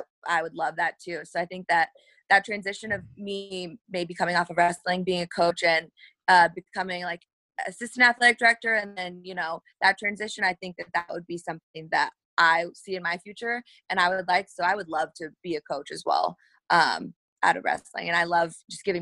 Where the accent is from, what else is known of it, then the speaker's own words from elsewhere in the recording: small town Illinois, United States; moved away; also born or lived in Iowa; I'm from Illinois, like small town Illinois